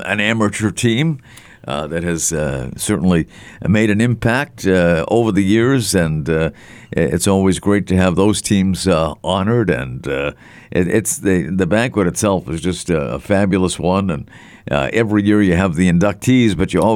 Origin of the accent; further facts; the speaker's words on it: Melrose, Massachusetts, United States; as a kid growing up, I grew up in Melrose, Massachusetts